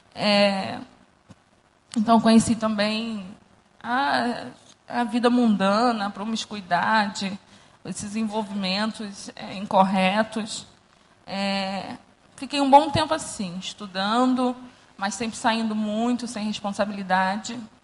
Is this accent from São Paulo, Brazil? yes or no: no; Rio de Janeiro, Brazil; Eu cresci aqui no Recreio, numa comunidade